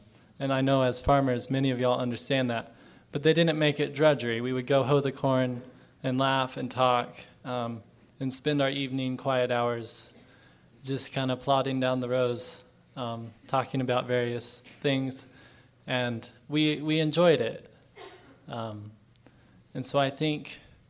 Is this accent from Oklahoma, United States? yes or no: yes; Oklahoma, United States; I come from Fisher Farms in Oklahoma, family farm